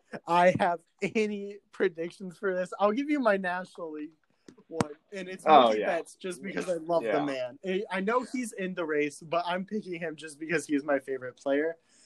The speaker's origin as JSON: {"language": "English", "town": "Bloomington", "region": "Illinois", "country": "United States", "tie": "born or raised there", "said": "I grew up in Bloomington, Illinois, and most people are Chicago or St. Louis sports fans."}